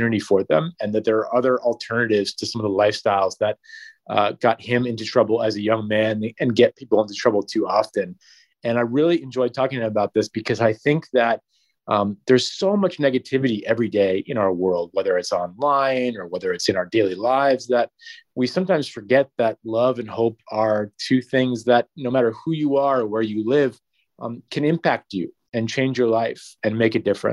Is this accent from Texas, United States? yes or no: no; Guilford, Connecticut, United States; my family's originally from New Haven, but I grew up in Guilford.